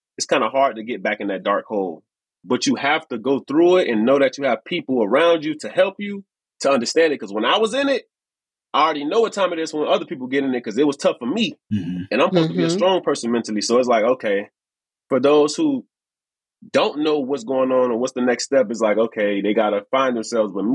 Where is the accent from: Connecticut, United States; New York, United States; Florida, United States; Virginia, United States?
Florida, United States; Miami; I'm from Miami. We've been out here long enough